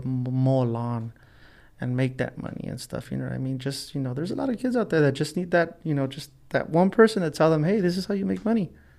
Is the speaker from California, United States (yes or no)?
yes; Los Angeles, California, United States; growing up in Los Angeles, it's easy for you to do drugs. It's everywhere, you know.